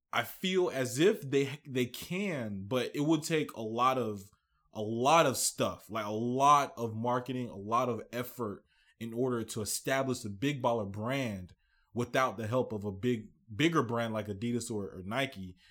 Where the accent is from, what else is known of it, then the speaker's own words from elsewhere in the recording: Nigeria; I'm Nigerian.